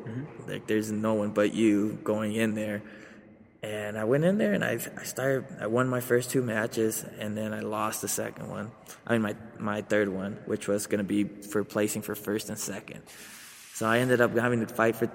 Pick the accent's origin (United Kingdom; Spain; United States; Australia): United States; Aurora, Colorado; also born or lived in Mexico / Atlanta, Georgia; So we had to make a move over to Denver. Moved over to Aurora first, and we stayed with some aunties.